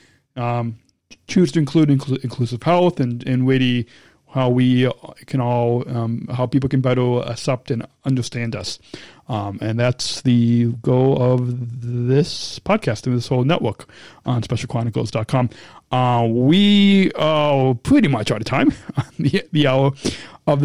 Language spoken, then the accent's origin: English; Illinois, United States; Illinois, in my home state